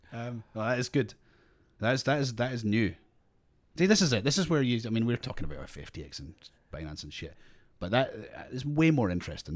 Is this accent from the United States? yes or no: no; Scotland, United Kingdom; now in Australia; I'm Scottish, but we're in Australia